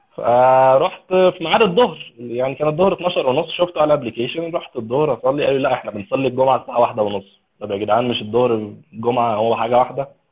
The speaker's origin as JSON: {"language": "Arabic", "country": "Egypt", "moved": "yes", "said": "عندنا في مصر"}